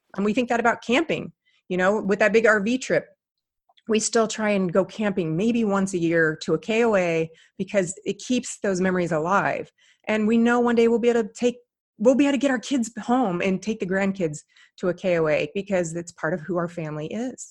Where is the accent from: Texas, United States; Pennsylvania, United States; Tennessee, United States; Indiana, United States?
Indiana, United States; moved away; I grew up in Indiana